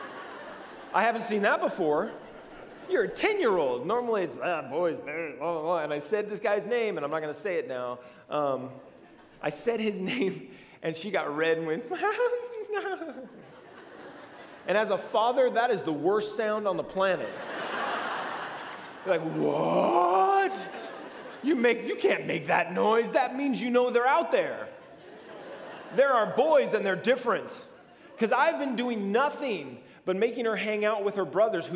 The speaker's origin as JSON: {"language": "English", "country": "United States", "said": "our psyche as Americans"}